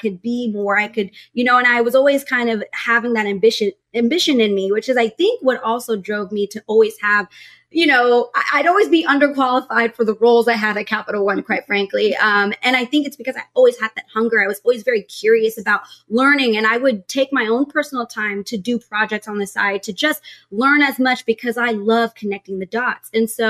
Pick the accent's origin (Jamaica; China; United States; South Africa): United States; Texas; I was from Texas, military family.